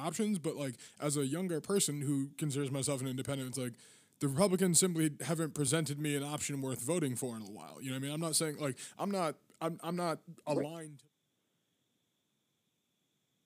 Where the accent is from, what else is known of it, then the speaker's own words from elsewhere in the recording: Massachusetts, United States; I'm from Massachusetts